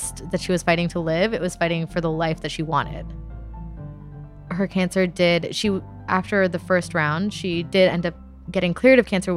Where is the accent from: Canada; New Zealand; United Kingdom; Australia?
Canada; Ottawa, Ontario; I am from Ottawa, but the reason I am brown is because my parents are from India